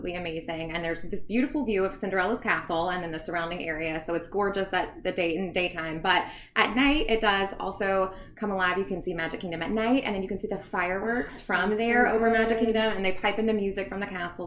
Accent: Shreveport, Louisiana, United States; Born and raised Shreveport, Louisiana.

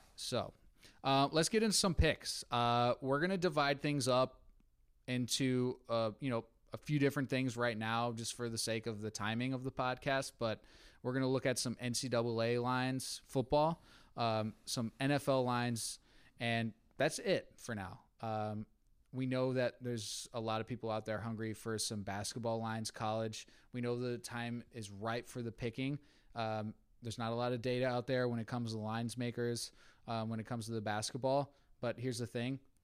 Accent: West Virginia, United States; I am from West Virginia, I was born there

